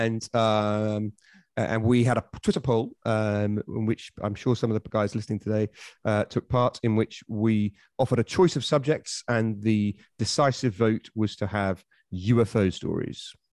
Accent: Suffolk, East of England, United Kingdom; now in London, United Kingdom; I am a Londoner, but from Suffolk, uh, originally.

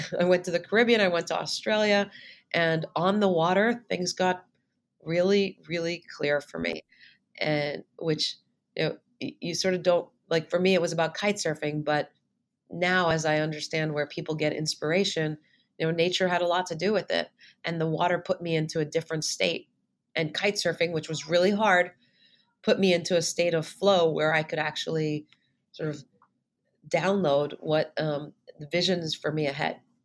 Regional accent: Montreal, Quebec, Canada; moved away as an adult; also born or lived in Ithaca, New York; I'm originally from Montreal. So, I was uh, born and raised in Montreal

